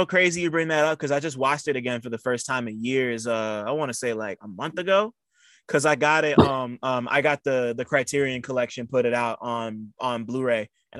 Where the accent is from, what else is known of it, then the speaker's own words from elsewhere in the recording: Montclair, New Jersey, United States; I'm from Montclair.